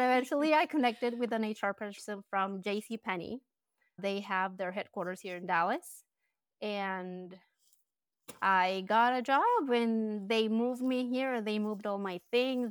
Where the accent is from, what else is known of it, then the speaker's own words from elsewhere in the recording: Colombia; English is a second language; moved away as an adult; now in United States; I was born and raised in Colombia. I was I lived there until I was twenty-five.